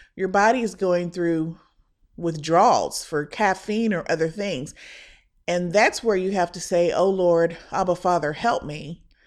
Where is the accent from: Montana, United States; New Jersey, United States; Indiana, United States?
Indiana, United States; now in Texas, United States; The church that I was raised in back in Indiana